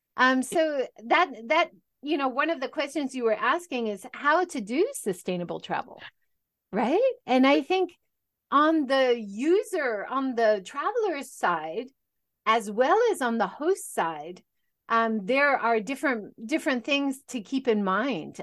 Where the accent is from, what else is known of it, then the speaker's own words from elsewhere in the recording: Hawaii, United States; moved away as an adult; also born or lived in California; now in Japan; I originally, I grew up in Hawaii